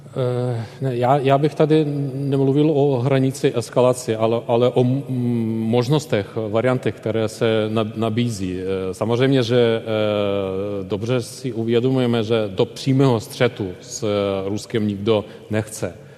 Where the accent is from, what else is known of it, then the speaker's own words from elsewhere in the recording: Ukraine; moved away as an adult; now in Czech Republic; u nás v Ukrajině